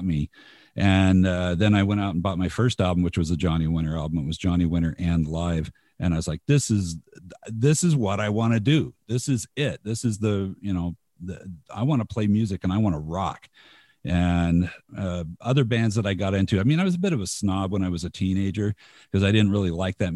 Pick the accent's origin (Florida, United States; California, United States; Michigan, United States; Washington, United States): California, United States; Covina; now in Utah, United States; I grew up in Los Angeles. I in the Los Angeles suburbs